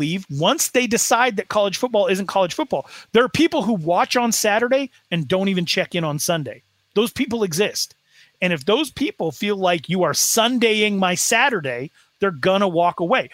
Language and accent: English; Sheridan, Wyoming, United States; I am from Sheridan, Wyoming